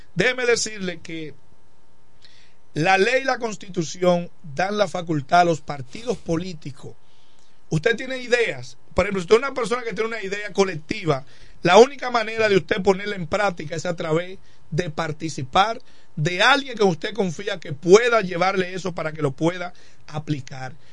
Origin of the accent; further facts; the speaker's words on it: La Romana, Dominican Republic; Siempre me he estado aquí en el municipio de La Romana